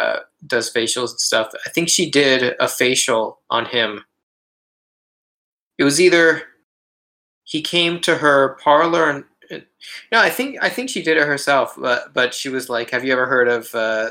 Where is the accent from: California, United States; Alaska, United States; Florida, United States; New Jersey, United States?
Florida, United States; Boca Raton; moved away; that is my hometown